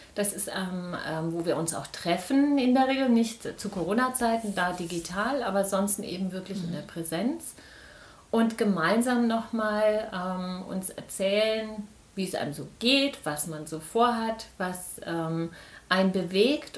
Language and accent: German; Biedenkopf, Hesse, Germany; ich bin hier in Biedenkopf geboren